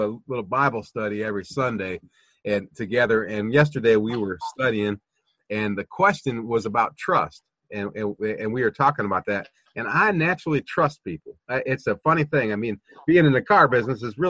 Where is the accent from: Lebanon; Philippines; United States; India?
United States; Toledo, Ohio; moved away; also born or lived in the South; I'm from Toledo, Ohio